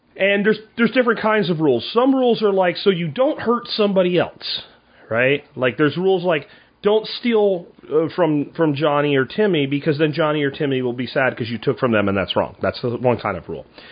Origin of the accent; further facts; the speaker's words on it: Florida, United States; Where I grew up in Florida